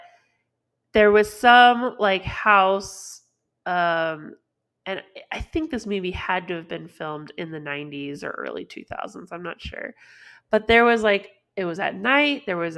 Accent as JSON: {"language": "English", "region": "California", "country": "United States", "tie": "born or raised there", "said": "Like we grew up in California"}